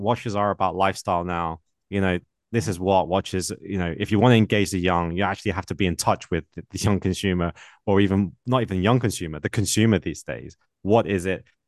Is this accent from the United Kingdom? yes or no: yes; United Kingdom; accent: British; my British accent